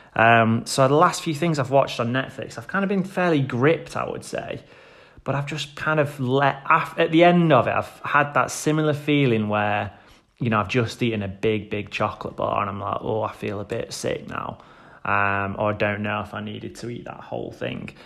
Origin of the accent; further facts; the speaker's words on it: Stoke-on-Trent, West Midlands, United Kingdom; my hometown in Stoke-on-Trent